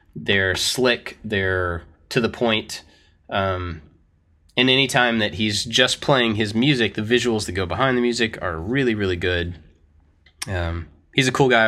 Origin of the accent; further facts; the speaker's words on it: United States; we are also American. All three of us are American